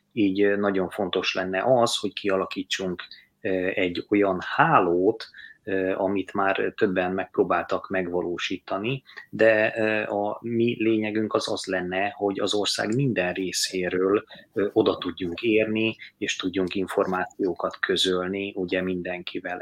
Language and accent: Hungarian; Pécs, Baranya, Hungary; moved away as an adult; now in London, United Kingdom; Én egyébként Baranyából, Pécsről származom, és 2007 óta élek itt Londonban